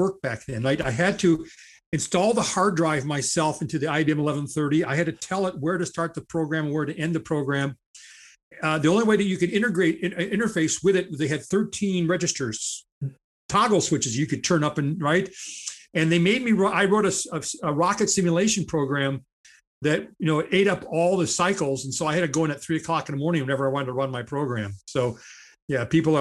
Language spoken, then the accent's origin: English; Charles City, Iowa, United States; also born or lived in Cedar Rapids, Iowa; born and raised in Charles City, Iowa